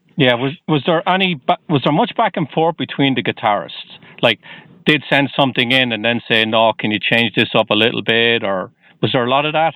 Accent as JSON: {"language": "English", "town": "Waterford", "region": "Munster", "country": "Ireland", "moved": "yes", "lives_now": "Boston, United States", "said": "I'm originally from Waterford in Southern Ireland."}